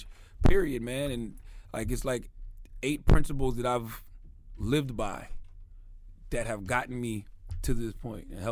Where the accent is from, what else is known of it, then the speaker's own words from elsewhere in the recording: South Carolina, United States; moved away; I am from South Carolina